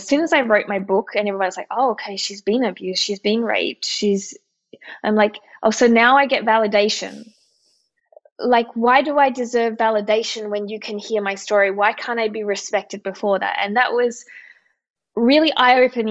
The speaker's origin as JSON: {"language": "English", "country": "Australia", "also_born_or_lived": "Austria", "moved": "yes", "said": "I'm Australian"}